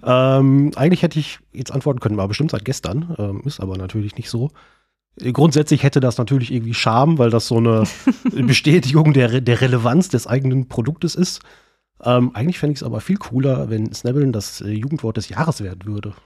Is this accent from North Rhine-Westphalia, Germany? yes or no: yes; Sauerland, North Rhine-Westphalia, Germany; moved away as an adult; now in Bonn, Germany; eigentlich komme ich ursprünglich aus dem Sauerland. Äh, und als ich mit Ende 19, Anfang 20 nach Bonn gegangen bin